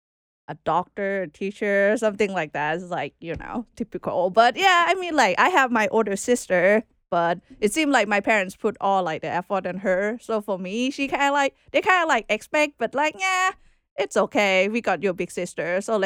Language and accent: English; Bangkok, Thailand; moved away as an adult; I was born in Bangkok, Thailand. Okay. Yeah, capital. Born and raised there for like 25 years.